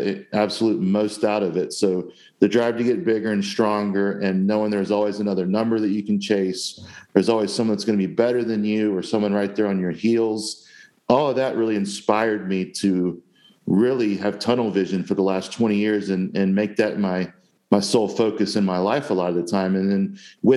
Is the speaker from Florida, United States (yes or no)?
yes; Jacksonville, Florida, United States; I grew up in Jacksonville, Florida, where I live to this day